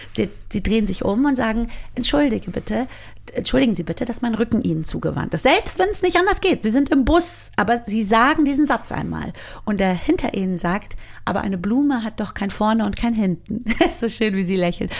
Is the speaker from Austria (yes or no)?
no; Germany; ich bin ja nun mal in Deutschland aufgewachsen